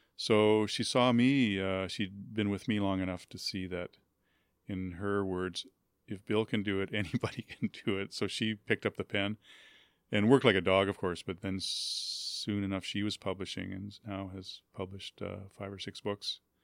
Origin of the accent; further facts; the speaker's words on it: Winnipeg, Manitoba, Canada; I grew up in Winnipeg